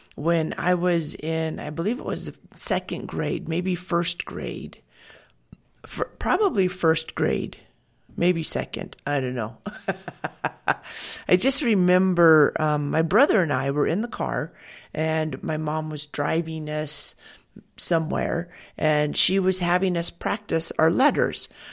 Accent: Washington, United States; I grew up in Washington

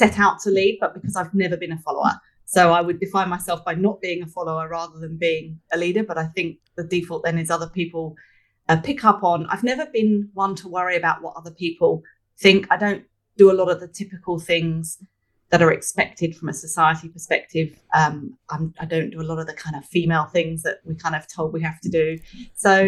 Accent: Hertfordshire, East of England, United Kingdom; moved away as an adult; also born or lived in London; now in Sydney, Australia; I grew up in Hertfordshire, just outside London in the UK. I've been here for over 20 years, but I can't shake the accent.

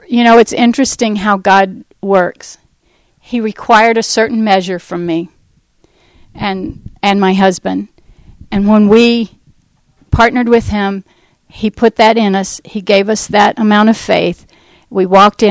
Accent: United States; we're from the States

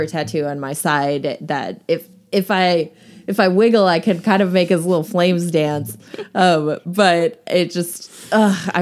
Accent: United States; as an American

